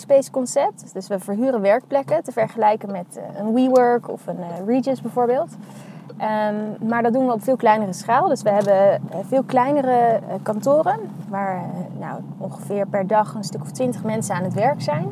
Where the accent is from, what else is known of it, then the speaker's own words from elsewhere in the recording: The Hague, South Holland, Netherlands; also born or lived in Utrecht; now in Amsterdam, Netherlands; ik ben geboren in Den Haag. Ehm, en ik ben opgegroeid in de buurt daar ook wel